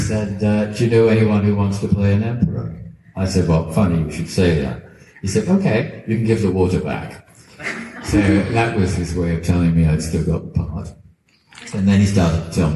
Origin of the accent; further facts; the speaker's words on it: Dundee, Scotland, United Kingdom; I'm a kid from Dundee